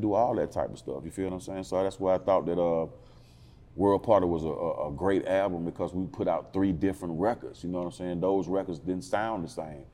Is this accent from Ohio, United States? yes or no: no; Atlanta, Georgia, United States; I'm um, born and raised in Northwest Atlanta.